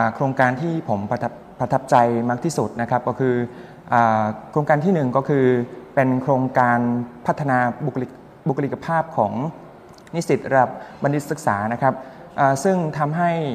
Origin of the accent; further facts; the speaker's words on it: Cambodia; Thai is a second language; moved away as an adult; now in Thailand; ผมที่เป็นชาวกัมพูชา